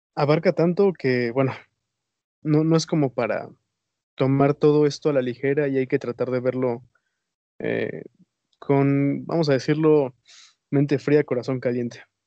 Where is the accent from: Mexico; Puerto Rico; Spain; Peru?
Mexico; somos mexicanos